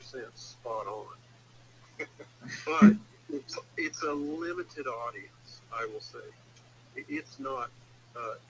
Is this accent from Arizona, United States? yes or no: no; Texas, United States; I grew up in Texas, you know, back into the 60s. And I remember moving to Texas, to the Dallas-Fort Worth area in 1967